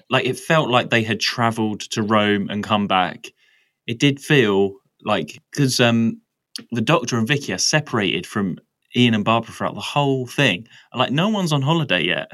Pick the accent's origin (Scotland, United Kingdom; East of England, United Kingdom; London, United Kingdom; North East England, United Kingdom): East of England, United Kingdom; Essex; I'm from Essex as well, which is very rural.